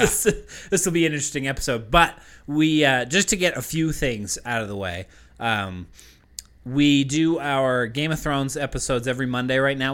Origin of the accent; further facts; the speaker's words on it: Westford, Massachusetts, United States; moved away; we grew up in Massachusetts